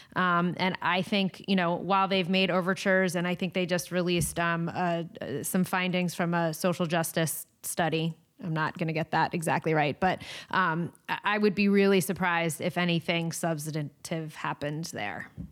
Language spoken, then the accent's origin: English; East Coast, United States; moved away; my East Coast vibes and my, my East Coast, um, you know, roots